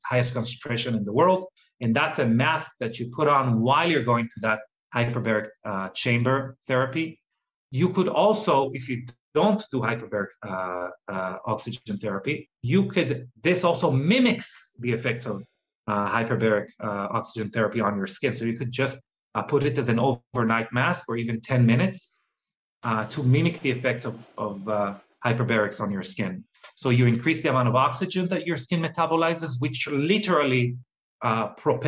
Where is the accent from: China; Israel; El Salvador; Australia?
Israel; moved away; I'm originally from Israel